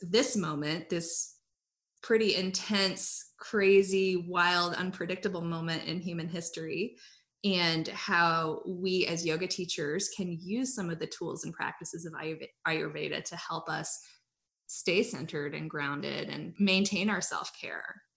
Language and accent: English; Hawaii, United States; moved away as an adult; also born or lived in Iowa; now in North Carolina, United States; I grew up in Hawaii.